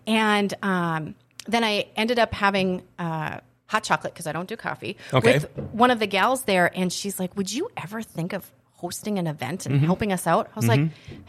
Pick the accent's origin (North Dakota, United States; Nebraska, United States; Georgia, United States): North Dakota, United States; Mandan; moved away as an adult; now in Grand Forks, United States; I'm actually from Mandan.